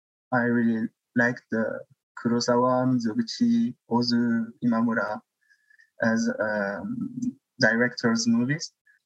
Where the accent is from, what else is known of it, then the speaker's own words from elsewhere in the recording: France; born there; also born or lived in Tunisia; So yeah, I was born in France, but I spent part of my life in Tunisia too, because my father is Tunisian.